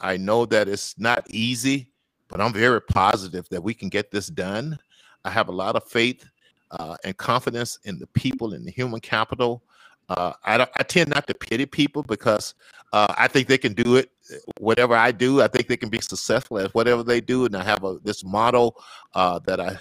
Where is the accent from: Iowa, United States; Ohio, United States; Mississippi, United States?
Mississippi, United States; accent: Mississippi; Mississippi background, Mississippi accent